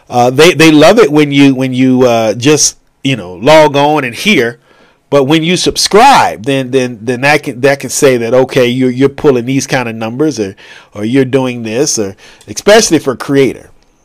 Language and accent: English; California, United States; 11 o'clock in the morning, about to go to lunch because I'm a Californian. Because I am a Californian.